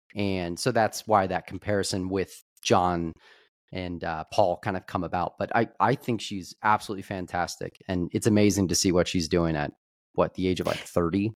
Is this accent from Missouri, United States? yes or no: yes; Kansas City, Missouri, United States; we are from Kansas City